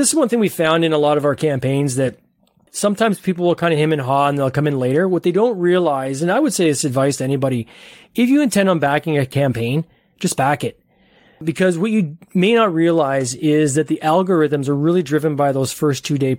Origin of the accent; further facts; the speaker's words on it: Ontario, Canada; I'm just north of Toronto in Canada.